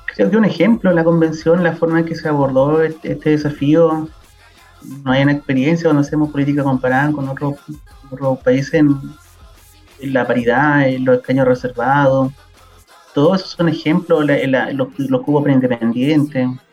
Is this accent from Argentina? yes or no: no; northern Chile, Chile; Nosotros pasamos a ser Chile hace, no, hace mucho, o después de la guerra pacífica